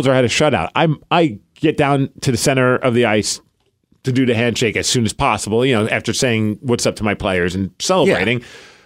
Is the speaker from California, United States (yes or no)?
no; New York City, New York, United States; I'm from Brooklyn